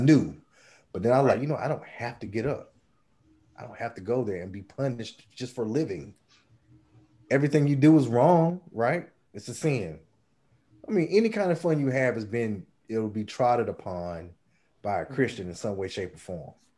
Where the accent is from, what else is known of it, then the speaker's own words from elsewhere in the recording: Red Springs, North Carolina, United States; I'm from Red Springs.